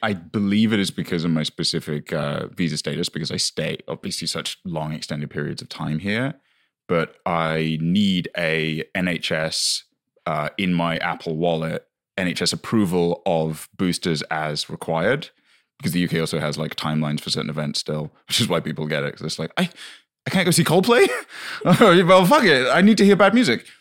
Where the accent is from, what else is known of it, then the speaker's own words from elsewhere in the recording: United Kingdom; moved away; we moved in and it was near my hometown